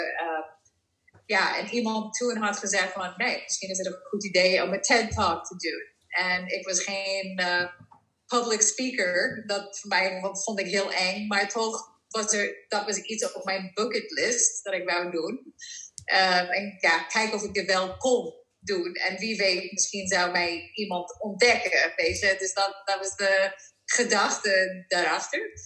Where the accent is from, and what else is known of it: Netherlands